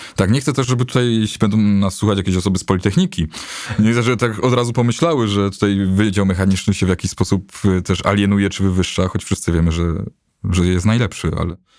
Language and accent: Polish; Bochnia, Lesser Poland, Poland; moved away as an adult; now in Kraków, Poland; jestem, jestem z Bochni, to jest 45 kilometrów